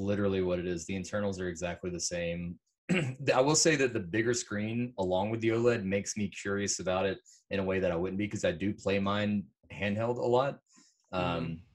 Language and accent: English; South Carolina, United States; I am from South Carolina